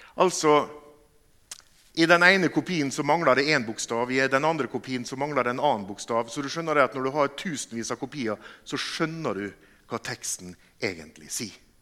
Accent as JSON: {"language": "Norwegian", "town": "Molde", "region": "Møre og Romsdal", "country": "Norway", "moved": "as an adult", "lives_now": "Bergen, Norway", "said": "Jeg kommer fra Molde. Vi bor i Bergen fordi at jeg traff ei bergensdame."}